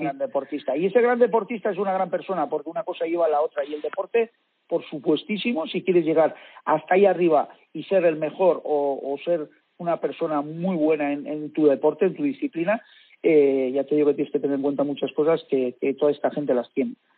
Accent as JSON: {"language": "Spanish", "region": "Basque Country", "country": "Spain", "said": "yo vengo del País Vasco"}